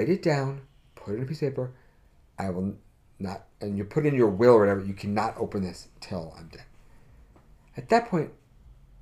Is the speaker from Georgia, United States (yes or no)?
no; New York City, New York, United States; someone who grew up in the city